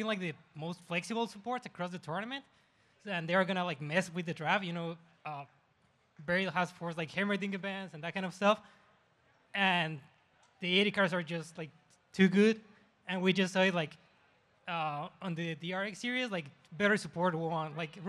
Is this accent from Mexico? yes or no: yes; Mexico; I'm from Mexico.